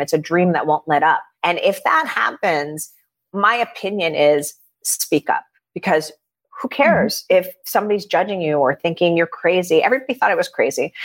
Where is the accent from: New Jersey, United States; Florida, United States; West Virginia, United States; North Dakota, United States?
Florida, United States; Miami; I grew up in Miami